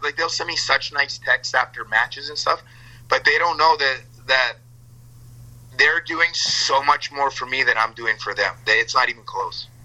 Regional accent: Calgary, Alberta, Canada; moved away as an adult; I grew up in Alberta my whole life, for the first 26 years of my life

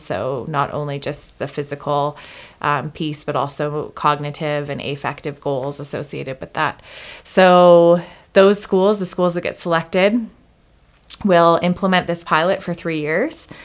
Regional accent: Canada; moved away as an adult; also born or lived in Hawaii; I grew up in Canada

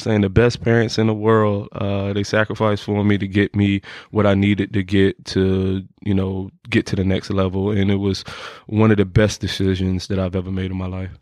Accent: Norfolk, Virginia, United States; also born or lived in Chesapeake; I'm from Norfolk. Uh, I went to two high schools. I went to Maury High School and I went to Deep Creek High School.

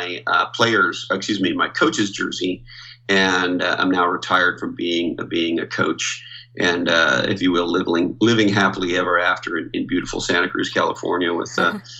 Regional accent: Montreal, Quebec, Canada; I grew up in Montreal, Canada

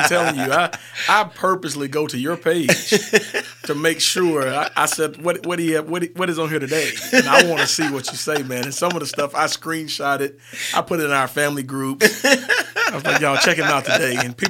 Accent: Cortland, United States; Well, Cortland is a small town of 1,400 people.

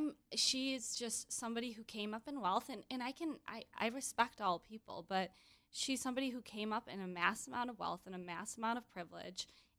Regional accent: Grand Rapids, Michigan, United States; She's from my hometown of Grand Rapids.

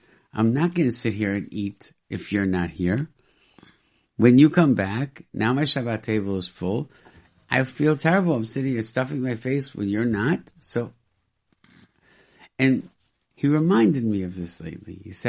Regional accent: Rochester, New York, United States; when I grew up in Rochester, New York, there were no kosher restaurants at all.

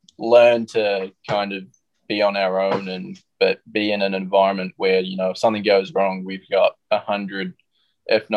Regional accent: New Zealand; moved away as an adult; us kids coming growing up in New Zealand

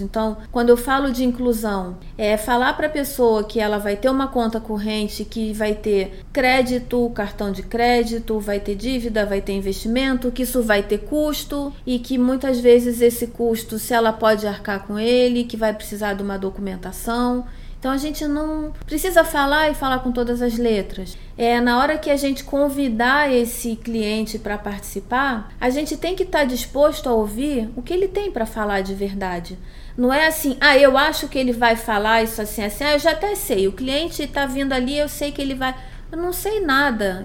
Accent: Rio de Janeiro, Brazil; moved away as an adult; now in São Paulo, Brazil; eu sou carioca

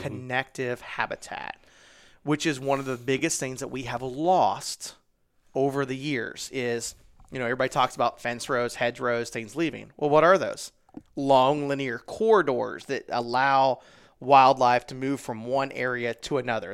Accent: Midwest, United States; I'm from the Midwest

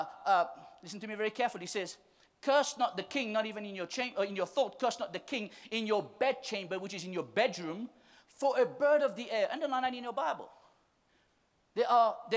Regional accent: Mauritius; We're from Mauritius

